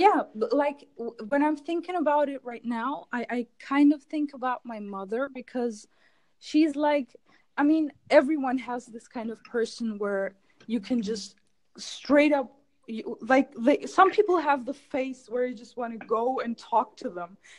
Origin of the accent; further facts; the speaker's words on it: Germany; English is a second language; now in Istanbul, Turkey; I was born in Germany, but my parents are Turkish, so I have Turkish origins